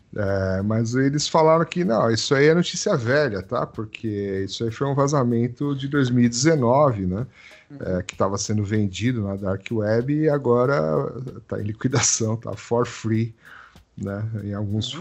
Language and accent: Portuguese; Brazil; mas eu sou brasileiro